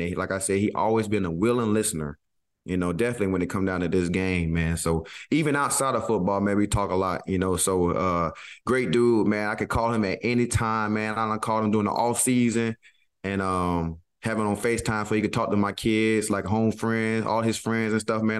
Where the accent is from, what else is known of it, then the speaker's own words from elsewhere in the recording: the South, United States; I'm from the South